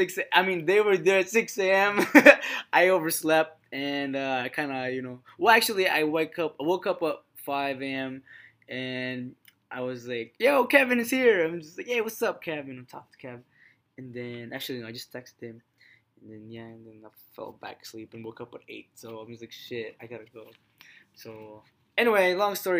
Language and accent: English; Philippines; I'm Filipino